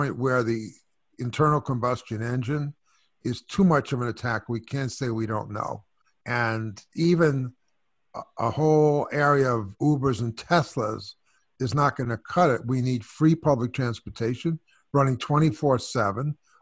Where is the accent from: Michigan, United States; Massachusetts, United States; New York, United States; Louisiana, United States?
New York, United States; New York City; I'm from New York, too. So I'm from Brooklyn and Flatbush.